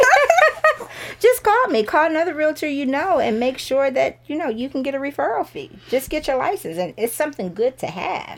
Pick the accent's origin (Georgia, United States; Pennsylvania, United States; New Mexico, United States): Georgia, United States; Sandy Springs; also born or lived in Alabama / Columbus, Georgia; I am from Sandy Springs, so we moved back to Sandy Springs about three years ago.